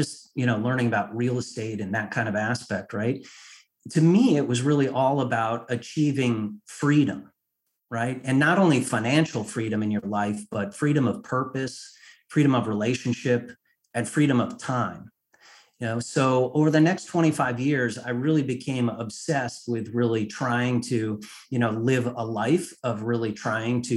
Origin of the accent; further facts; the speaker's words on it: Connecticut, United States; moved away as an adult; also born or lived in Washington, D.C.; I was raised in Connecticut in a middle-class family